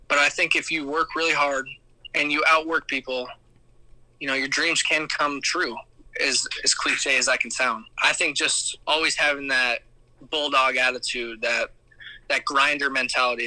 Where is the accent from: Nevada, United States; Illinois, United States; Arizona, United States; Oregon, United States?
Arizona, United States; Surprise; I literally live in Surprise.